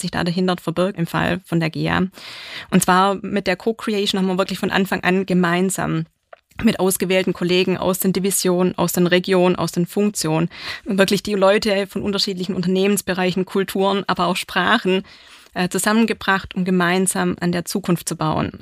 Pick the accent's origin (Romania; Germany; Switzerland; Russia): Germany; Swabia; ich bin gebürtiger Schwabe